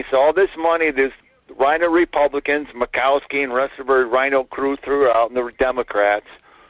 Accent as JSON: {"language": "English", "town": "Fairbanks", "region": "Alaska", "country": "United States", "said": "Hey, Michael … from Fairbanks."}